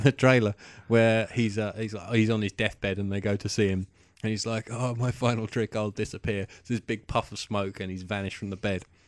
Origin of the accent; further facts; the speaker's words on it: United Kingdom; we're British